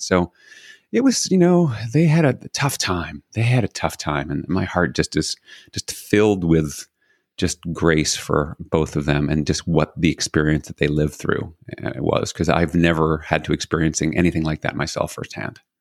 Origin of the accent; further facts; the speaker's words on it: New York City, New York, United States; So I was born in New York City, not unique. Had a single mom, also not unique. Was raised by my mom and my grandmother